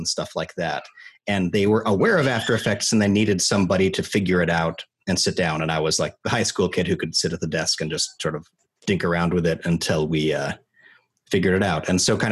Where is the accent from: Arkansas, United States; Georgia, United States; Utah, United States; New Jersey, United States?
Utah, United States; Salt Lake City; moved away as an adult; now in Los Angeles, United States; I grew up in Salt Lake City, Utah, and moved to LA for college. So I've been here since 2001.